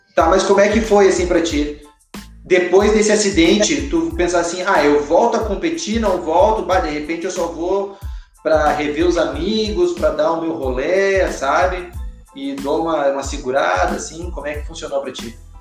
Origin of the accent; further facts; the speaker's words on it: Porto Alegre, Rio Grande do Sul, Brazil; lá de Porto Alegre, que eu sou gaúcho, né? Lá de Porto Alegre